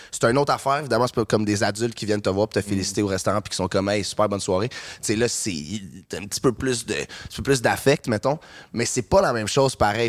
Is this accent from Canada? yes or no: yes; Saint-Bruno-de-Montarville, Quebec, Canada; je, je viens de Saint-Bruno, puis euh, j'habitais pas à Montréal